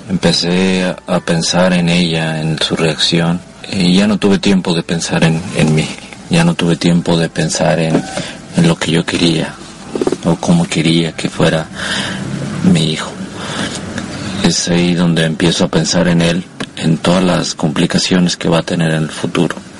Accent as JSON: {"language": "Spanish", "town": "Monterrey", "region": "Nuevo León", "country": "Mexico", "said": "yo soy de Monterrey, Nuevo León"}